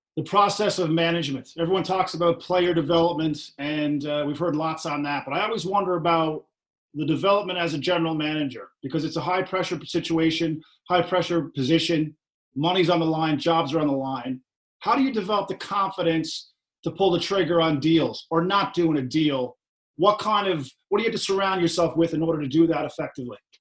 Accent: Corner Brook, Newfoundland and Labrador, Canada; I'm originally from Corner Brook, Newfoundland myself.

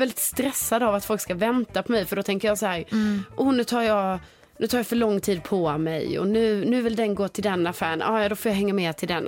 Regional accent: Sweden; som svensk

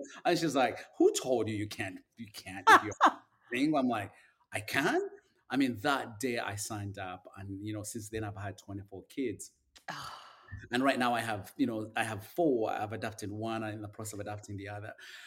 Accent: Uganda; moved away as an adult; now in United States; I grew up in Uganda

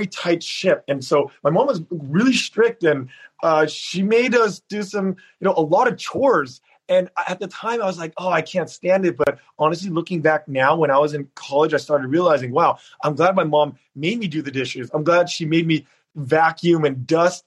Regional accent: San Jose, California, United States; also born or lived in Berkeley, California / San Diego, California; I grew up in San Jose in an apartment complex called Foxdale

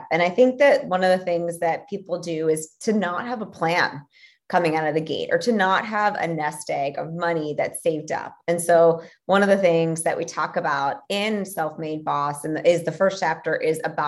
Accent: Philadelphia, Pennsylvania, United States; I'm from Philly

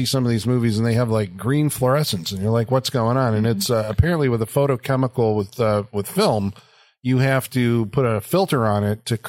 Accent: Midwest, United States; I'm from the Midwest

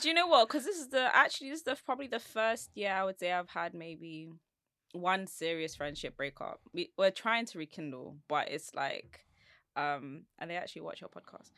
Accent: London, United Kingdom; I'm from Southeast London

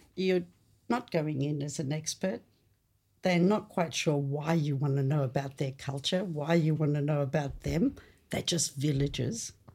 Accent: Australia; English is a second language; coming to Australia was really weird. You know, first, I remember vividly put in grade two, Hyde Street Foots Grade Primary School

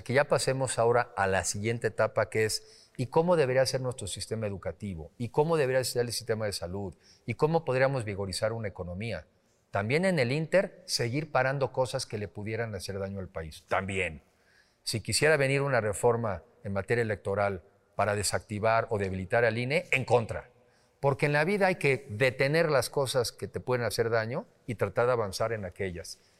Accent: Mexico; somos más los mexicanos que queremos un mejor país

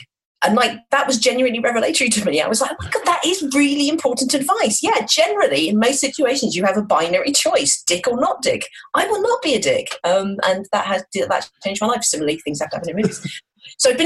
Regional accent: Midlands, United Kingdom; I'm from the Midlands

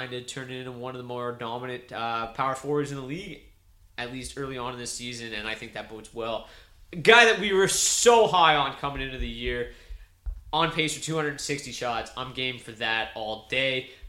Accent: Belle River, Ontario, Canada; My hometown, Bell River, Ontario

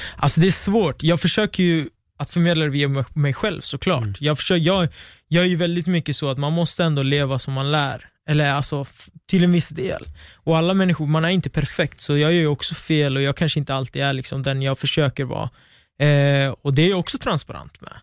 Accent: Västerås, Västmanland, Sweden; jag kommer från Västerås. Mitt sammanhang är i Västerås.

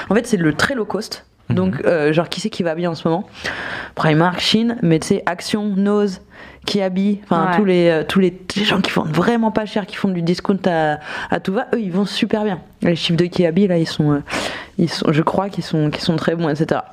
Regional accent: Nancy, Grand Est, France; j'ai grandi à Nancy

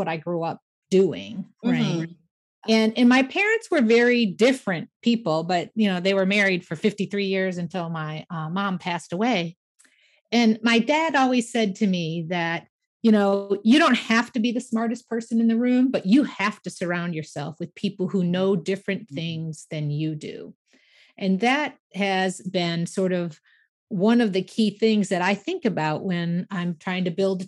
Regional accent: Michigan, United States; grew up in Michigan, so, you know, classic Midwest things

